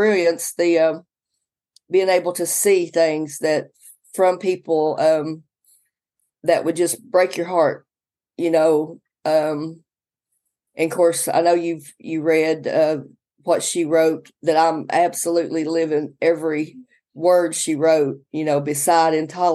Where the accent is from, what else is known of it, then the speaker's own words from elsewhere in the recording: Sebree, Kentucky, United States; moved away as an adult; also born or lived in Madisonville, Kentucky; now in Manchester, United States; the attic where we grew up in Seabury